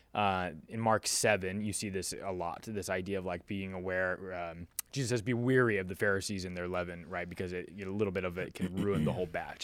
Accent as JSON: {"language": "English", "country": "Philippines", "tie": "born or raised there", "also_born_or_lived": "Southern California, United States", "moved": "yes", "lives_now": "California, United States", "said": "I'm from the Philippines. I grew up in, you know, a developing country in the world"}